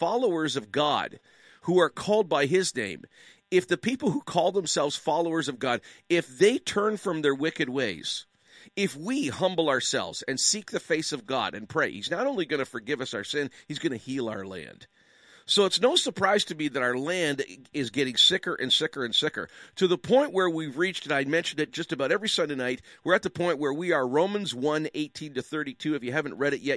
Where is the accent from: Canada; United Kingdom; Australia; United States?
Canada; I'm a Canadian.